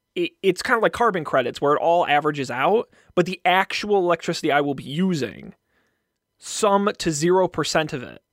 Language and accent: English; Massachusetts, United States; I'm from Massachusetts